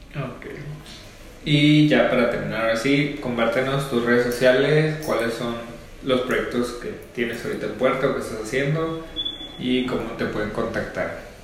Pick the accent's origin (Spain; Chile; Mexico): Mexico; Ciudad Obregón, Sonora; moved away; also born or lived in Hermosillo; yo soy de Oregón